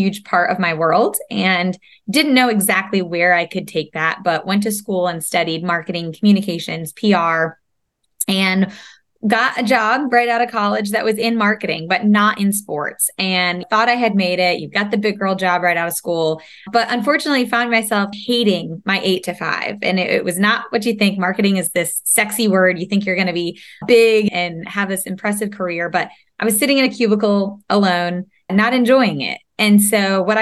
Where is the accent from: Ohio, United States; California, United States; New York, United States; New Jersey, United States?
New York, United States; upstate; also born or lived in Savannah, Georgia; now in North Carolina, United States; Now we're in the South, but upstate New York, way back when